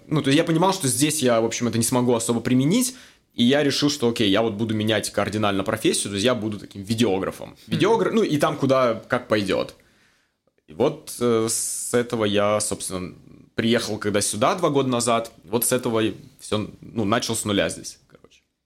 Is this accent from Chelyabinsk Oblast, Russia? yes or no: yes; Magnitogorsk, Chelyabinsk Oblast, Russia; moved away as an adult; also born or lived in Moscow, Russia / Hong Kong; now in Vancouver, Canada; Я родом из России, из маленького города Магнитогорск, Челябинская область.